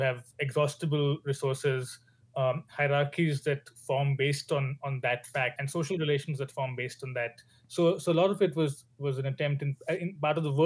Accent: India; moved away as an adult; now in Oxford, United Kingdom; I'm Indian.

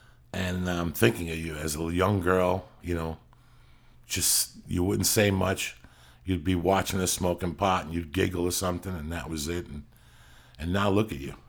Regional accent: North Bergen, New Jersey, United States; moved away; I'm still from North Bergen. It makes me who I am today.

